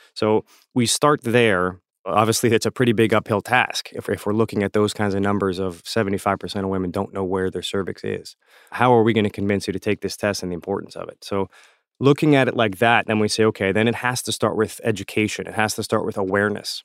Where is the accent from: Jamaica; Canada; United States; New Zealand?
United States; South Florida; I learned Creole in South Florida growing up